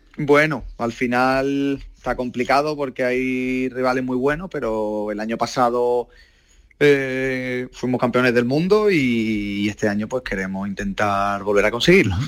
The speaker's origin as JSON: {"language": "Spanish", "town": "Málaga", "region": "Andalusia", "country": "Spain", "said": "yo soy de Málaga"}